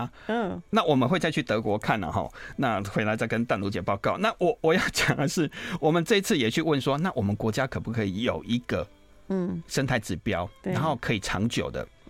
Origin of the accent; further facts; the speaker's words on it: Kaohsiung, Taiwan; moved away; 我小时候，因为我是高雄人，所以我我对台北淡水河的记忆没有那么多。